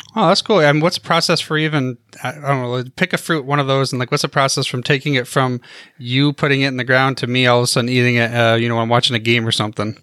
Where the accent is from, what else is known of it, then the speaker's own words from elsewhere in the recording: Michigan, United States; I'm from the, uh, Michigan area